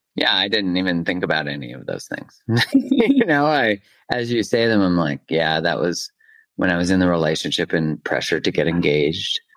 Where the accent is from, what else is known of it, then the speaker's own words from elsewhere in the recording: Alberta, Canada; I'm from Alberta, you know, it's like the Texas.